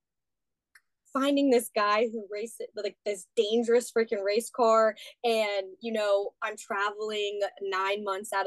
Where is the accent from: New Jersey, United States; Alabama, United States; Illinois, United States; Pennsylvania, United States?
Pennsylvania, United States; Hanover; I was born and raised in Hanover, Pennsylvania